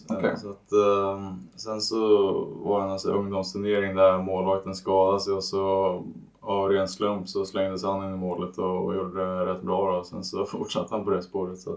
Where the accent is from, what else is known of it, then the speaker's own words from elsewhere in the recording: Danderyd, Stockholm County, Sweden; Um, så jag är från Stockholm um, och har växt upp uh, tio minuter norr, från, norr om Stockholm i Danderyd.